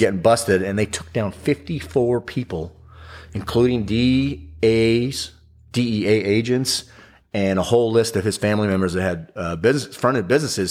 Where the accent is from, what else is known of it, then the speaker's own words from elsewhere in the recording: Big Bear Lake, California, United States; also born or lived in Orange County, California; I grew up in Big Bear Lake, but I moved down to Orange County when I was, uh, early in my teens, and then I went back up to Big Bear Lake